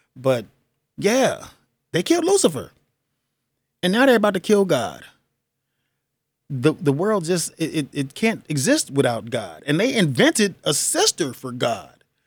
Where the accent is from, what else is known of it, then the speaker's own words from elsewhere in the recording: United States; we, as American citizens